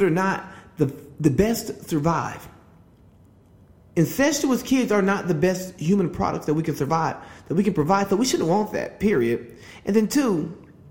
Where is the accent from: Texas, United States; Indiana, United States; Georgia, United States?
Georgia, United States; my home state, Georgia.